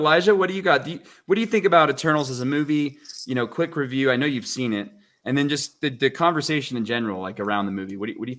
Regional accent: Texas, United States; I'm from Texas.

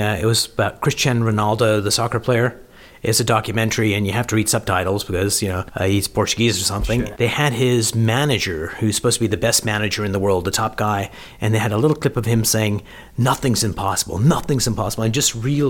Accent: Canada; moved away; also born or lived in United Kingdom; I'm a Canadian and lived in the UK

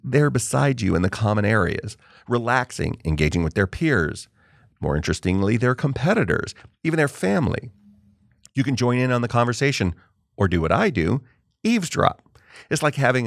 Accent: California, United States; I grew up in California

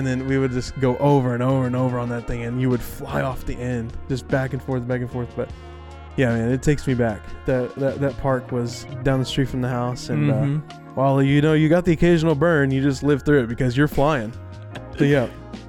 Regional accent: Texas, United States; I'm from Texas

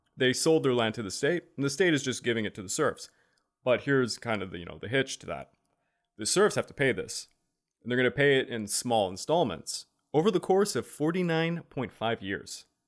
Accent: Quebec, Canada; we're from Quebec, we learned this in high school

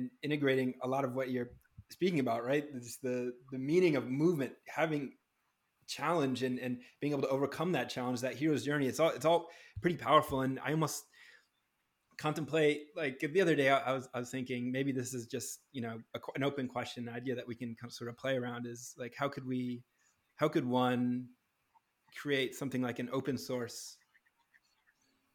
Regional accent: New Hampshire, United States; now in Los Angeles, United States; I grew up in New Hampshire where I was surrounded by trees.

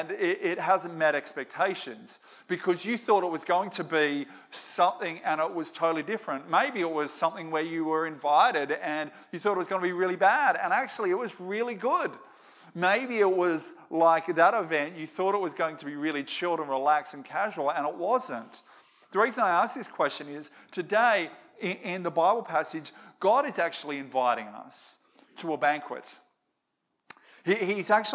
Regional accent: Moree, New South Wales, Australia; I grew up in Moree.

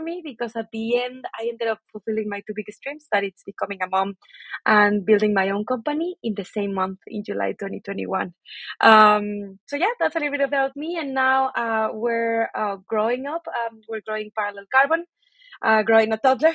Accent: Mexico City, Mexico; moved away as an adult; also born or lived in Manchester; So I'm originally from Mexico City. I was born and raised there.

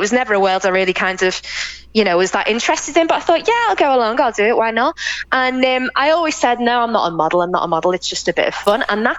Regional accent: England, United Kingdom; And I'd be like, no, I'm English, you know.

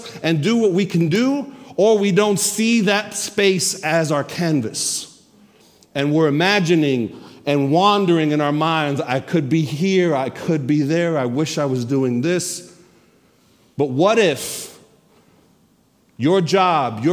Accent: New York, United States; I'm a New Yorker.

